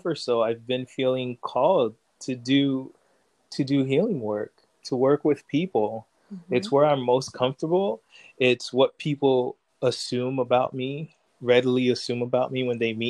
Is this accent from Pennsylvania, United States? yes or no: no; Haitian enclave in Florida, United States; also born or lived in New York; we moved into a Haitian community. And so in many ways, it's as if I grew up in Haiti because I grew up around a lot of Haitians